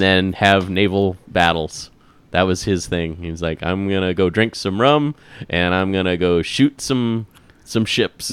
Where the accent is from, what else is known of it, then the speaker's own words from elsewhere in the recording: Midwest, United States; growing up in the Midwest